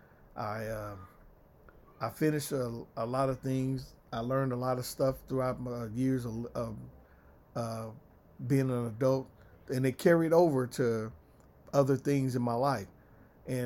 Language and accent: English; East St. Louis, Illinois, United States; I came up in a very rough area, East St. Louis.